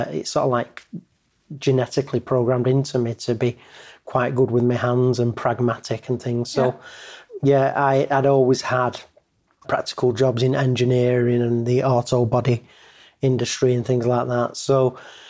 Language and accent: English; Eccles, North West England, United Kingdom; I was born and raised in in Eccles, so a full, you know, Salford lad and Mancunian